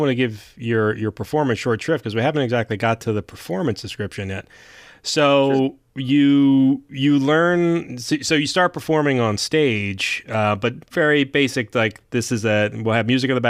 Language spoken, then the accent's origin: English; Philadelphia, Pennsylvania, United States; from Philly